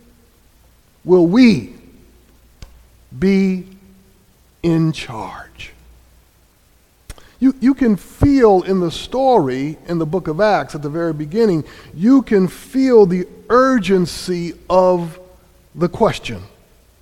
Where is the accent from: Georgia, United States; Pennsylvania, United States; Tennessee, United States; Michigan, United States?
Michigan, United States; Grand Rapids; also born or lived in North Carolina; now in New Haven, United States; I grew up in Grand Rapids, Michigan